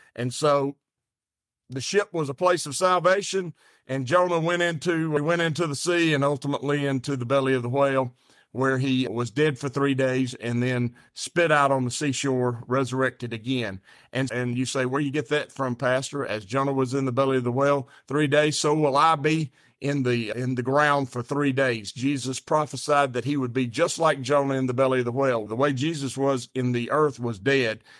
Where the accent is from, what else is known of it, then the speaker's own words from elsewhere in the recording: the South, United States; I'm so country and I'm from the South